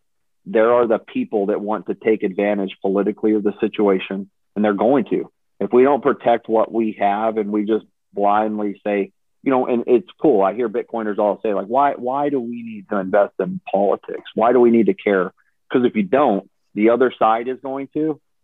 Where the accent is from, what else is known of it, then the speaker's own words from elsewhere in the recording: Texas, United States; I'm from Texas my whole life